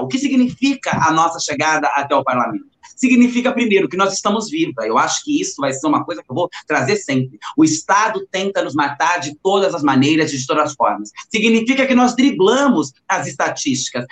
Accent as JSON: {"language": "Portuguese", "region": "São Paulo area", "country": "Brazil", "tie": "born or raised there", "also_born_or_lived": "Itu", "said": "do local onde eu cresci"}